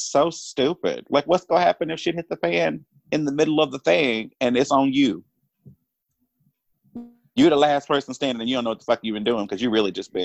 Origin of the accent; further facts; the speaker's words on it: Duncanville, Texas, United States; I'm from Duncanville, Texas. Like, I don't know how else to explain Duncanville, Texas, suburb Dallas, Texas